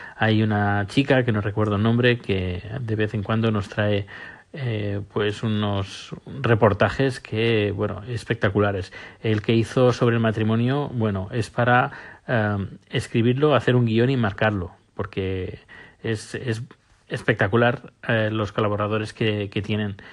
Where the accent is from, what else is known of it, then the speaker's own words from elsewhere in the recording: Spain; now in Sweden; mi pasaporte español, es decir, como español viviendo, residiendo en, Suecia